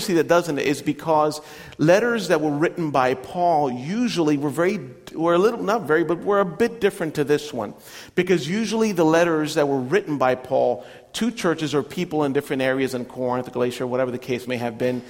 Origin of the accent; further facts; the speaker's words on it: Puerto Rico; moved away as an adult; now in United States; Growing up in Puerto Rico was a little bit difficult to grow up with it because it's an Italian last name